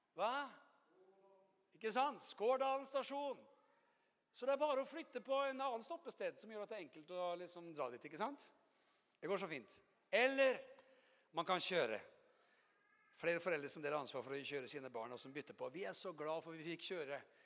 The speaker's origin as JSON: {"language": "Norwegian", "region": "Oslo", "country": "Norway", "said": "jeg er jo fra Oslo"}